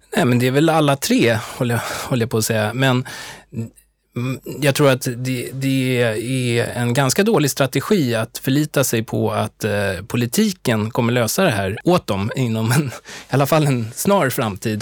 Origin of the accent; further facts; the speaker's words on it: Stockholm, Stockholm County, Sweden; also born or lived in United States; jag är ju uppväxt i Stockholm